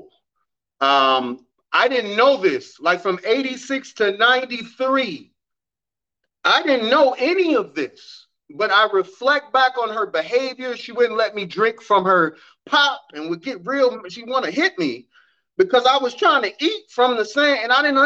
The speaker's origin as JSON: {"language": "English", "town": "Evanston", "region": "Illinois", "country": "United States", "tie": "born or raised there", "said": "Evanston, Illinois is where I was born and raised"}